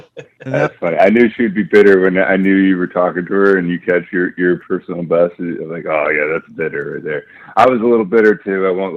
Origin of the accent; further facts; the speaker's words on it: Cape Coral, Florida, United States; I was born and raised in Cape Coral